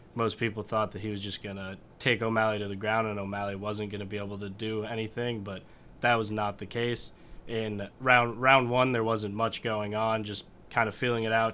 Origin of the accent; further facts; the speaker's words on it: New York, United States; I'm from New York